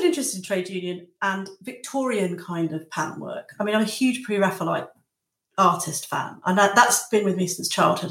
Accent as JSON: {"language": "English", "area": "Lincolnshire", "region": "East Midlands", "country": "United Kingdom", "moved": "yes", "lives_now": "Margate, United Kingdom", "said": "I'm from Lincolnshire, and I'm from very close to the Nottinghamshire border."}